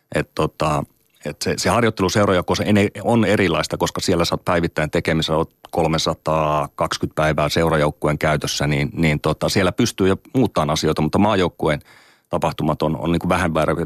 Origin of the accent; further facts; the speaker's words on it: Oulu, North Ostrobothnia, Finland; mä oon Oulusta kotoisin